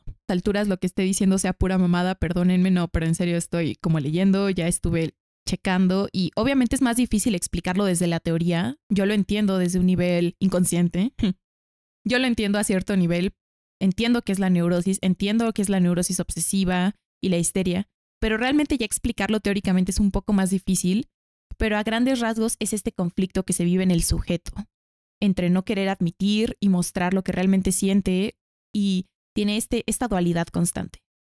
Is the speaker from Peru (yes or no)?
no; Mexico; aquí en México